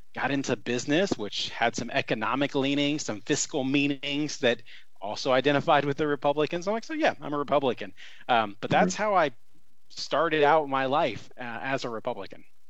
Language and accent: English; Columbus, Indiana, United States; I grew up in Southern Indiana, Columbus, uh, to be specific